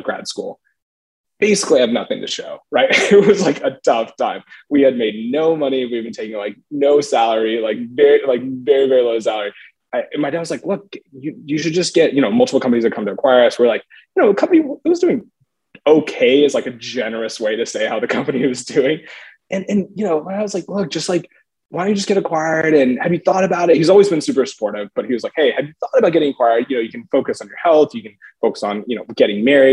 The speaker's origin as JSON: {"language": "English", "region": "Texas", "country": "United States", "tie": "born or raised there", "also_born_or_lived": "Stanford", "moved": "as an adult", "said": "I grew up in Texas."}